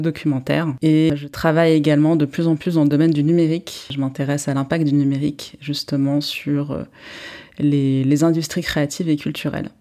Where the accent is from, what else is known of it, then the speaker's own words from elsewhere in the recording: Paris, Île-de-France, France; also born or lived in England / United States; je suis franco-israélienne. Je suis née à Paris de parents israéliens